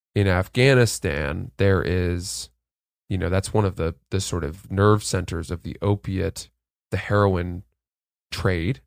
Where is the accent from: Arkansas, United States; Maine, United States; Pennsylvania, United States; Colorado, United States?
Maine, United States; now in New York, United States; I grew up in Maine